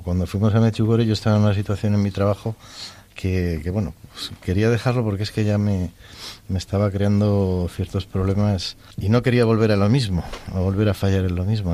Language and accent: Spanish; Madrid, Community of Madrid, Spain; now in Segovia, Spain